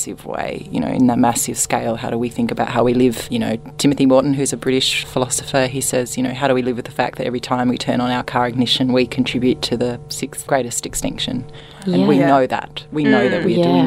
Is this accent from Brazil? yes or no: no; Australia; I'm from Australia